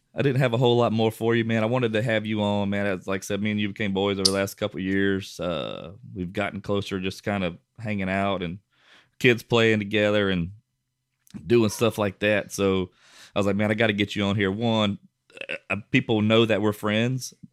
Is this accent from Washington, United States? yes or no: no; Westlake, Louisiana, United States; my hometown, Westlake